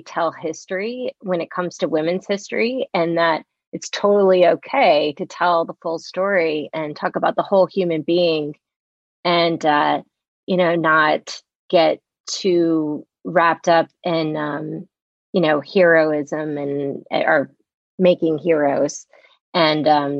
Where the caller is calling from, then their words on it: Maplewood, New Jersey, United States; In the fair hamlet of Maplewood, New Jersey, which is, you know, surrounded by maples.